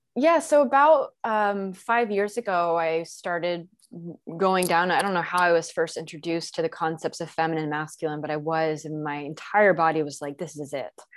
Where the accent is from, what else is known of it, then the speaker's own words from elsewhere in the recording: Texas, United States; was born and raised in Texas